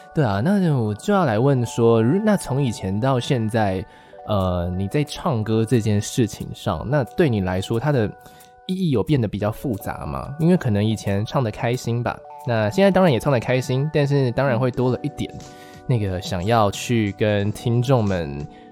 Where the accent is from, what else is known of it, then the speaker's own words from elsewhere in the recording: Taichung, Taiwan; 我台中人啊